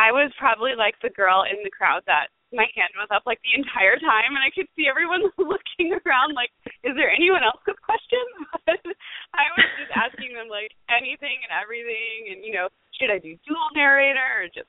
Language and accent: English; St. Augustine, Florida, United States; so she heard me saying that I'm from St. Augustine. Hey, that's where I'm from.